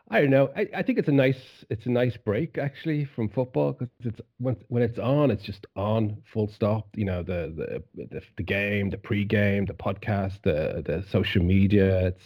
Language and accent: English; Ireland; I'm Irish